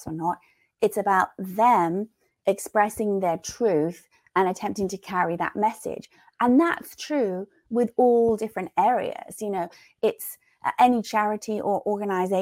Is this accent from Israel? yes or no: no; England, United Kingdom; moved away as an adult; now in United States; growing up in England